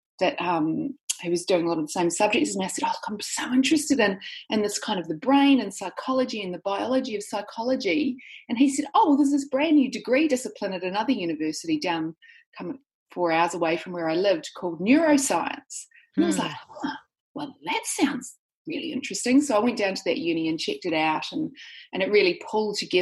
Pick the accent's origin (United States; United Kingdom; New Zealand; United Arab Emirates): New Zealand; now in Sydney, Australia; I live in Sydney, Australia, but I'm actually a New Zealander. So I grew up in New Zealand